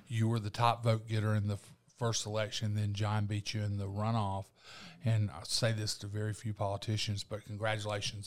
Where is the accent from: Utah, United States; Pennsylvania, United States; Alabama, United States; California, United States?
Alabama, United States; Eufaula; I grew up in Eufaula